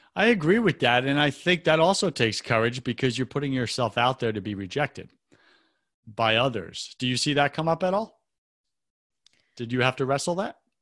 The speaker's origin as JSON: {"language": "English", "area": "Long Island", "region": "New York", "country": "United States", "also_born_or_lived": "West Coast", "moved": "yes", "said": "I'm from New York as well"}